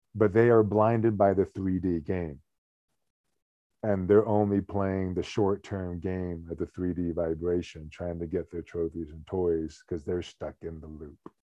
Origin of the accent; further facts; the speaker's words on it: United States; I'm an American